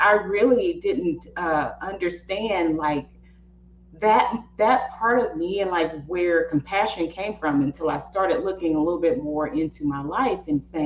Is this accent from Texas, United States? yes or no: yes; East Texas, United States; I'm from East Texas.